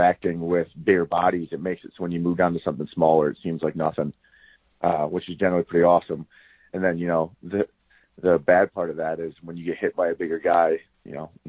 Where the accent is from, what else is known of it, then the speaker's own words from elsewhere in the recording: Toledo, Ohio, United States; moved away as an adult; I'm originally from Toledo, so about 2 hours to the west